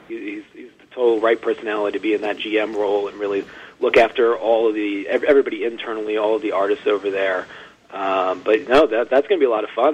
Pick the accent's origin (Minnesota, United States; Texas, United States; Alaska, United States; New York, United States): New York, United States; Long Island; I grew up out, uh, out in Long Island